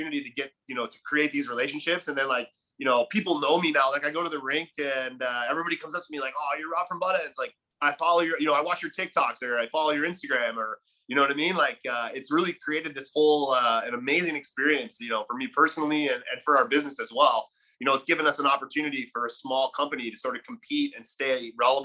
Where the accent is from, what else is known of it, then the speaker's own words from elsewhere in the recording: Buffalo, New York, United States; moved away as an adult; now in Puerto Rico; I grew up in Buffalo